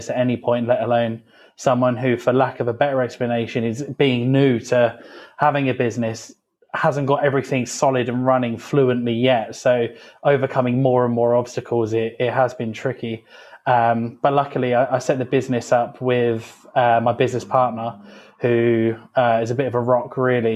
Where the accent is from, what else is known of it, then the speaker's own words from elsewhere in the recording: Felixstowe, East of England, United Kingdom; I was born in Suffolk, have never left Suffolk at all. I don't travel, I don't do anything. I've was born here and have remained here